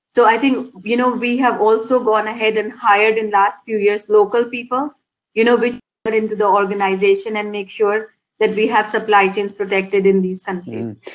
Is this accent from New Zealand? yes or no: no; India; moved away as an adult; now in Scotland, United Kingdom; I was born and brought up in India. I came to Scotland back in 2002